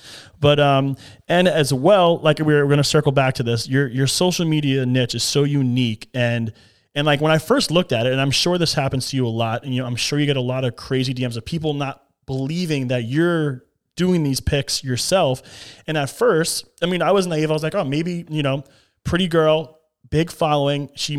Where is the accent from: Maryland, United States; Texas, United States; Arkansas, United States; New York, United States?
New York, United States; moved away as an adult; now in Florida, United States; No, I've been here. I moved here in 2009 from New York.